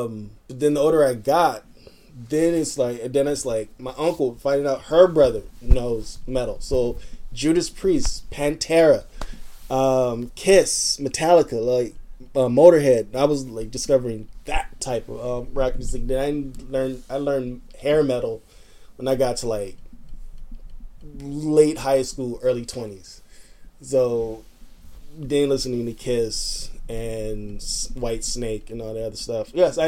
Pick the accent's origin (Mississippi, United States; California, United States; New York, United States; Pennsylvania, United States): California, United States; Los Angeles; I grew up in Linwood, Compton, Watts, Long Beach, that area.